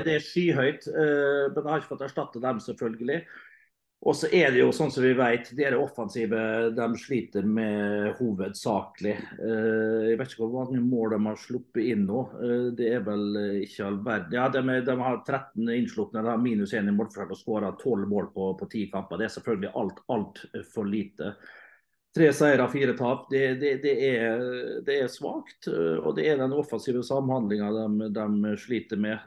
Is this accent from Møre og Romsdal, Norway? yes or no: yes; Møre og Romsdal, Norway; som romsdaling